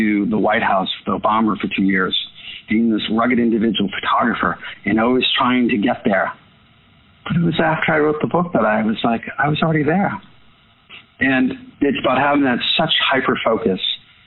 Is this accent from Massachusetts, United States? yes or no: yes; Boston, Massachusetts, United States; I was from Boston